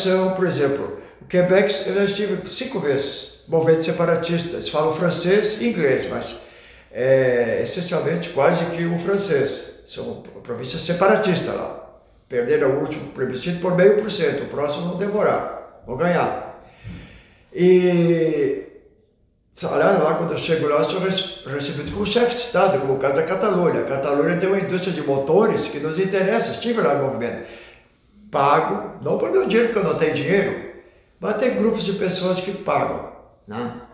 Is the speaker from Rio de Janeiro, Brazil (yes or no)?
no; Santa Cruz do Sul, Rio Grande do Sul, Brazil; also born or lived in Germany; Alemanha é onde eu nasci, em 1947, menos de dois anos, menos de um ano estava em Santa Cruz